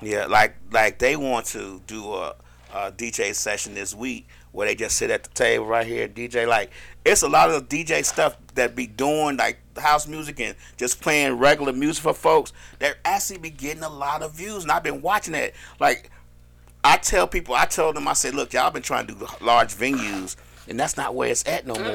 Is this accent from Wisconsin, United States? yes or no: no; Chicago, Illinois, United States; now in Atlanta, United States; I'm from Chicago